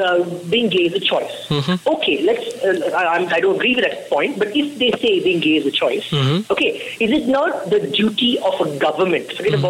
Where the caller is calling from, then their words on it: Bangalore, Karnataka, India; Yes, I'm in Bangalore, yes.